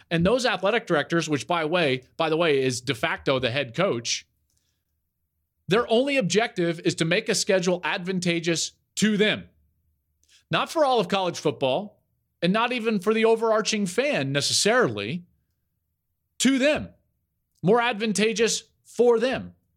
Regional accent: Denver, Colorado, United States; Growing up in the Denver area

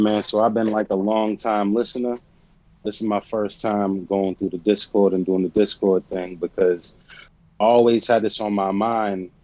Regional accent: Boston, Massachusetts, United States; I'm from Boston

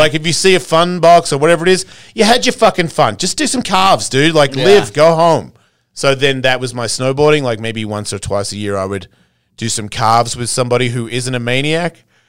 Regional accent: Australia; it depends where you come from in Australia. I'm from Bogans. You know what I mean? I'm a Hessian redneck of Australia.

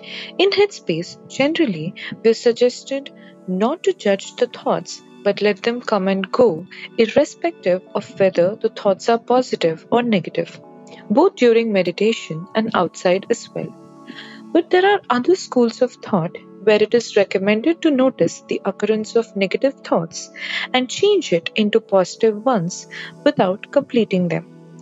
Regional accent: Hyderabad, Telangana, India; I am from Hyderabad, India.

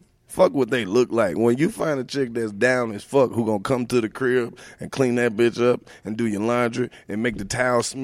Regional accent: Oxford, Mississippi, United States; moved away; I'm the only person from Oxford, Mississippi

